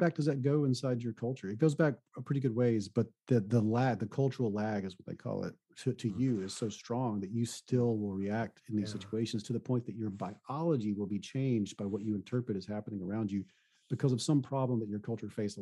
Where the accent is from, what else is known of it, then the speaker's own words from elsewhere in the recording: the South, United States; I come from the South